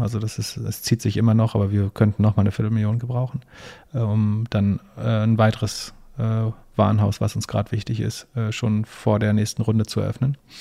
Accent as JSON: {"language": "German", "country": "Germany", "said": "als Deutscher"}